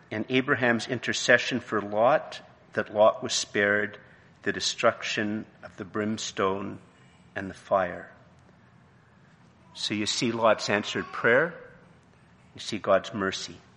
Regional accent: Canada; I'm married, you know, I have a degree, I'm Canadian, you know

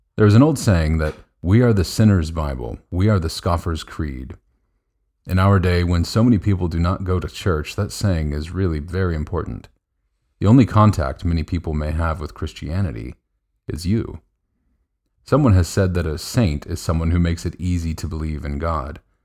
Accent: United States; As an American

